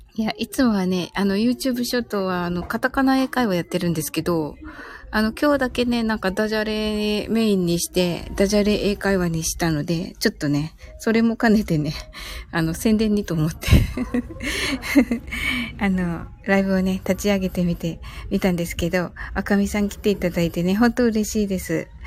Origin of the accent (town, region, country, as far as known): Kyushu, Japan